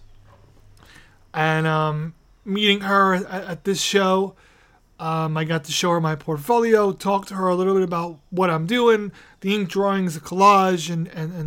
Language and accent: English; New York City, New York, United States; Staten Island, my hometown